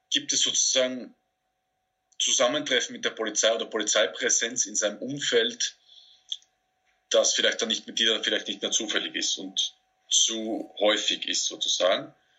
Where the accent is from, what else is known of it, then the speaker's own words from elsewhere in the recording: Austria; mich als Österreicher